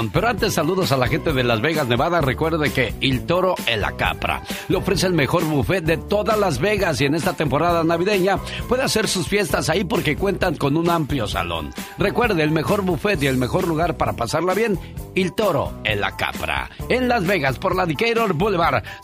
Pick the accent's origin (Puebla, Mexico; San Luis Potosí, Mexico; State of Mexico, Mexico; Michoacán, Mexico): Michoacán, Mexico; Tlalpujagua; moved away; Un día salí de Tlalpujagua, Michoacán. Pero Tlalpujagua, Michoacán, nunca salió de mí.